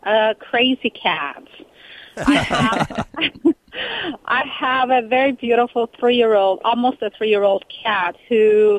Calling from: California, United States; I'm great. From California.

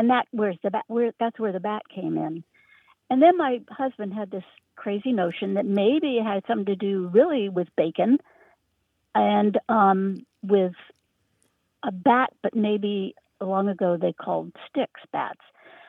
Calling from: Richmond, Virginia, United States; Hi, this is …. I'm calling from Richmond, Virginia, but my heart is in the Berkshires of Western Massachusetts.

